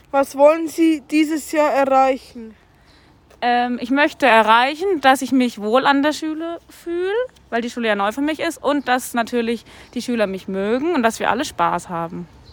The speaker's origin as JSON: {"language": "German", "area": "Lower Franconia", "region": "Bavaria", "country": "Germany", "moved": "yes", "said": "ich komme aus Unterfranken"}